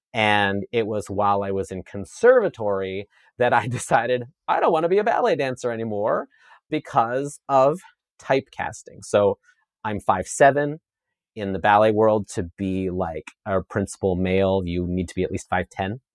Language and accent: English; Saskatchewan, Canada; I grew up in Saskatchewan, Canada, on a grain farm